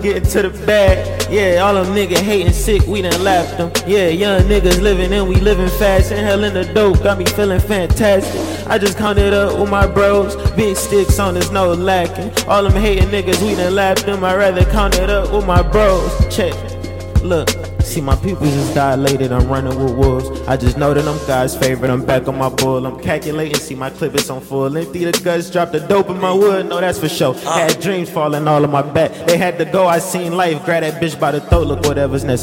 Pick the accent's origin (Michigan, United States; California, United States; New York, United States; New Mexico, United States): Michigan, United States; Detroit; I'm from the West Side, Detroit, 7 Mile